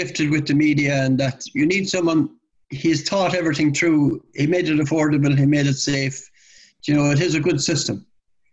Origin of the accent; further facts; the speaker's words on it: Limerick, Munster, Ireland; where I live, where I was born in Limerick